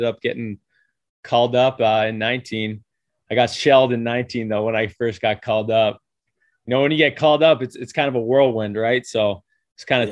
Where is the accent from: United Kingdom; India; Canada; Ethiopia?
Canada; Toronto, Ontario; I'm from Toronto